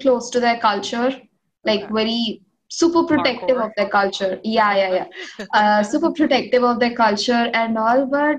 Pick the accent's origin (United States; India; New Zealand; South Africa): India; accent: Telugu; first language Telugu; English is a second language; it's my mother tongue, and it's it's the only language I speak to, speak with my family.